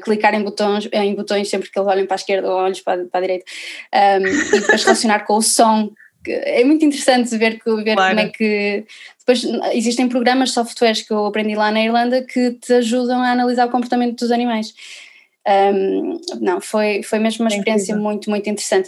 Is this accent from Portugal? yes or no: yes; Viana do Castelo, Norte, Portugal; eu sou aqui de Viana do Castelo